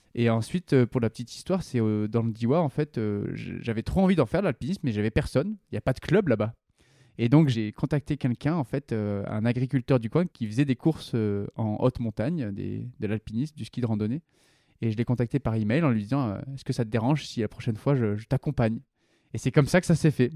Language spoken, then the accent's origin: French; Vercors, Drôme, Auvergne-Rhône-Alpes, France; les chemins autour de châtillon dioua là où j'ai grandi. C'est le Vercors, en gros